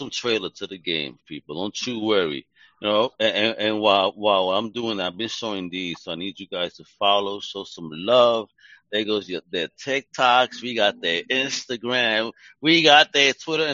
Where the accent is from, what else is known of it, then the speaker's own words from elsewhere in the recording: New York City, New York, United States; I'm a New Yorker from Brooklyn.